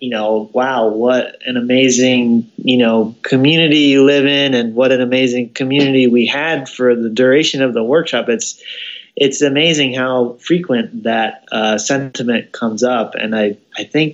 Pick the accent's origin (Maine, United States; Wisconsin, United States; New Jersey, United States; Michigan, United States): New Jersey, United States; also born or lived in Missouri; now in Kentucky, United States; I'm originally from New Jersey